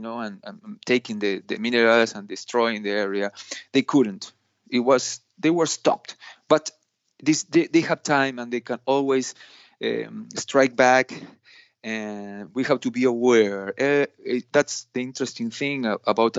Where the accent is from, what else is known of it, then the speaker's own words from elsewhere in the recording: Argentina; I'm Argentinian, not from Mexico.